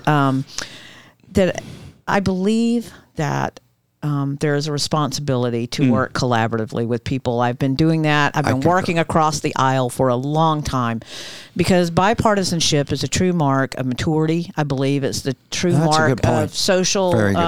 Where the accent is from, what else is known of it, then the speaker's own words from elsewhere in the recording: Georgia, United States; now in Volusia County, United States; growing up in the South that I did in Georgia